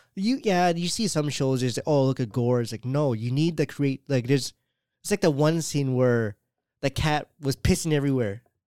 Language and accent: English; Canada; I'm Canadian